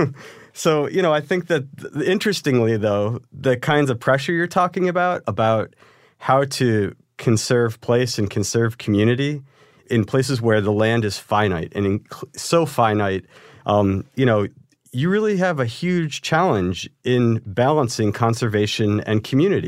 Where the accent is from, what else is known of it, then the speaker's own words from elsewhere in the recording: Cleveland, Ohio, United States; moved away; also born or lived in Maine; I'm actually from Cleveland, Ohio